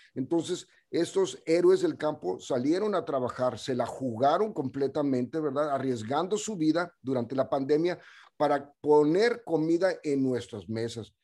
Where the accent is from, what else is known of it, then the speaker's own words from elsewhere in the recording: Ciudad Juárez, Chihuahua, Mexico; moved away; also born or lived in El Paso, Texas; nací en, ah, en El Paso, Texas, y esa fue una movida que hizo mi mamá porque nosotros vivíamos en Ciudad Juárez